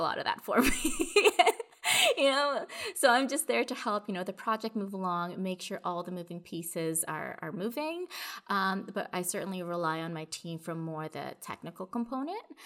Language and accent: English; Toronto, Ontario, Canada; I'm from Toronto, I'm here in Canada